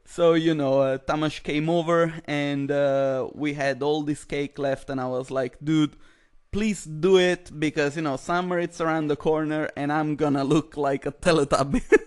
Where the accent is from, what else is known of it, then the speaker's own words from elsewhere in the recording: Italy; moved away; I come from Italy